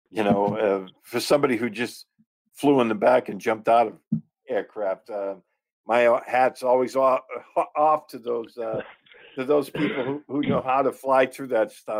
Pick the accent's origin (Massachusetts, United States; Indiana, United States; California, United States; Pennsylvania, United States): Massachusetts, United States; moved away; growing up in Massachusetts, we had family